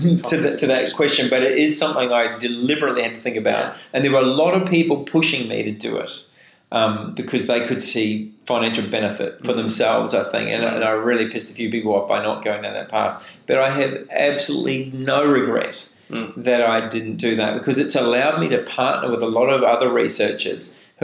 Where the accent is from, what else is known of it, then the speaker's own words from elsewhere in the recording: New Zealand; moved away; And I remember, because I came from New Zealand, and there was the McKinsey system.